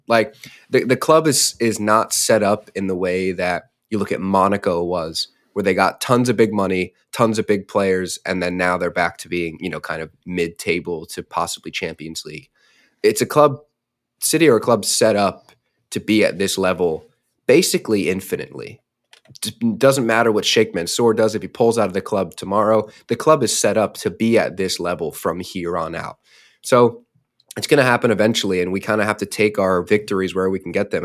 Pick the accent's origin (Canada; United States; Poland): United States; as an American